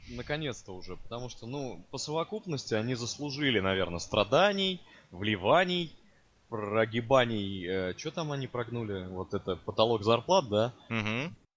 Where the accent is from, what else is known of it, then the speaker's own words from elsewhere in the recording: Moscow, Russia; Я как москвич